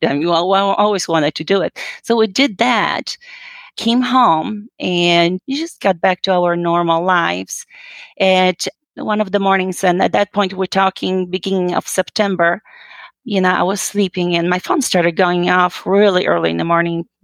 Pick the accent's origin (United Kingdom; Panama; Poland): Poland; moved away as an adult; I'm originally actually from Poland. Uh, you know, I was born and raised, and I came here uh, when I was well just about 19 years old after high school